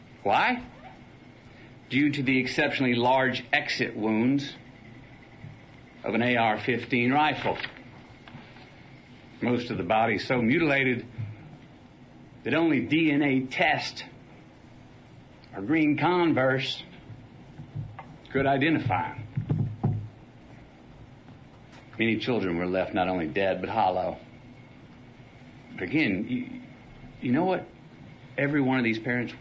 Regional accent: Uvalde, Texas, United States; moved away; my stories from my hometown, Uvalde

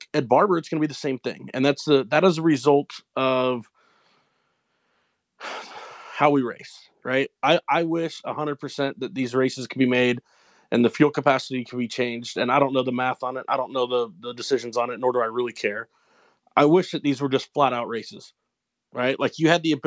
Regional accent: Long Beach, California, United States; it's my hometown. It's where I was born

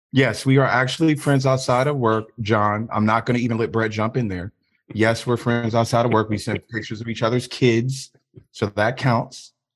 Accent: Richmond, Virginia, United States; I'm from Richmond, Virginia.

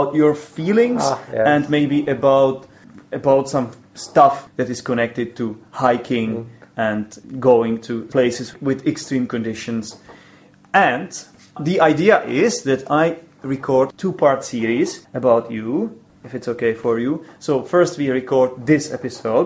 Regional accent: Poděbrady, Central Bohemian Region, Czechia; English is a second language; Poděbrady, which is my hometown. This is where I live

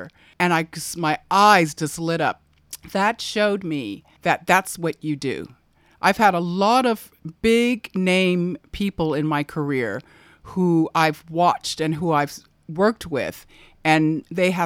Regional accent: Altadena, California, United States; moved away as an adult; now in Port Douglas, Australia; I'm from Altadena, California

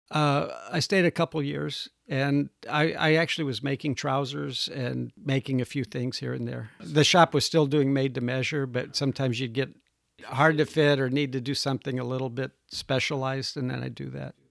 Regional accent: Midwest, United States; moved away as an adult; also born or lived in Indiana / Chicago; now in Texas, United States; I'm from the Midwest.

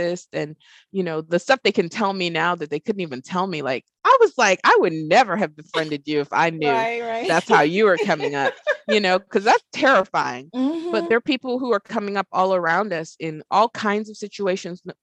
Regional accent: Texas, United States; now in Arkansas, United States; I live in Arkansas, you know, and I'm from Texas

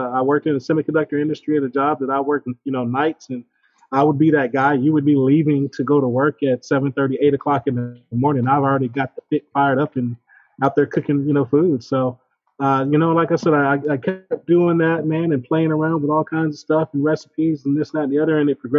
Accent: Killeen, Texas, United States; now in Austin, United States; after I moved to Austin, I grew up in Killeen, you know, I was an Army brat.

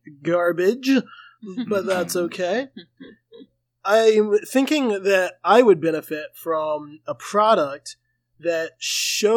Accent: Georgia, United States; I grew up in Georgia

